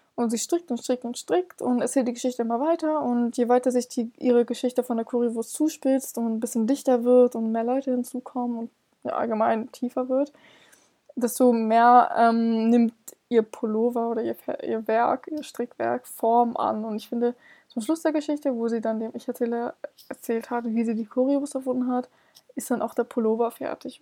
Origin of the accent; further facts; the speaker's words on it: Hamburg, Germany; ich komme selber aus Hamburg